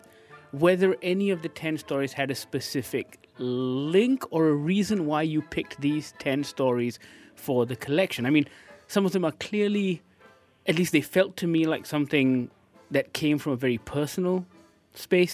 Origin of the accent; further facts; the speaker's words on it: Malaysia